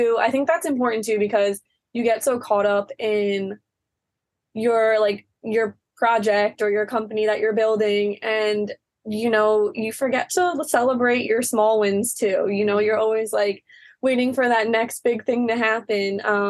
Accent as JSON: {"language": "English", "town": "Long Island", "region": "New York", "country": "United States", "tie": "born or raised there", "said": "because for us growing up on the East Coast on Long Island, it was like, there was really nothing."}